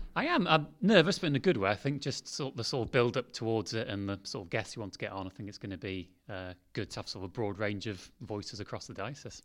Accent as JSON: {"language": "English", "area": "Derbyshire", "region": "East Midlands", "country": "United Kingdom", "tie": "born or raised there", "moved": "yes", "said": "I'm from Derbyshire originally, so I went to Darleydale Hillside Methodist Church"}